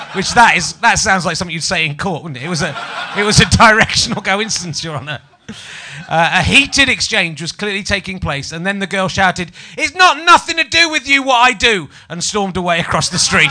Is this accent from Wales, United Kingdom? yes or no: no; Yorkshire and the Humber, United Kingdom; moved away; I'm from Yorkshire. But then I moved down and people say scone.